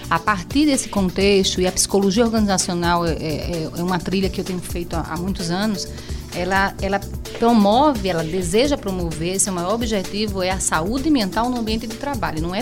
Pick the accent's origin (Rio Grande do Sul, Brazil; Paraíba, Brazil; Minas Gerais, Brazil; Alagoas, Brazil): Alagoas, Brazil; Penedo; eu sou alagoana, mas penedense com muito orgulho, viu?